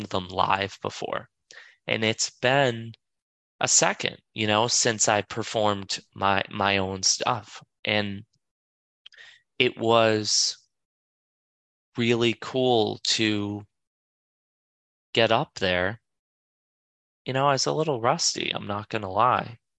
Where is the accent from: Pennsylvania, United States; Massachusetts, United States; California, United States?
Massachusetts, United States; Boston; moved away as an adult; also born or lived in New York; I moved back from New York. I moved back to Boston to be closer to my family